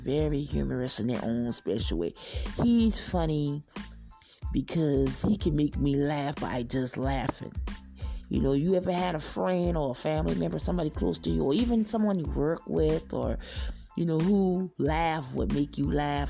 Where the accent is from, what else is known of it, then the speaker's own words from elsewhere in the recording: the South, United States; I'm from the South